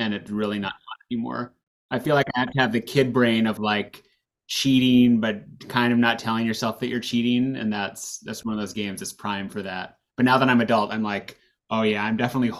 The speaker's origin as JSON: {"language": "English", "town": "Houston", "region": "Texas", "country": "United States", "tie": "born or raised there", "said": "I grew up in Houston"}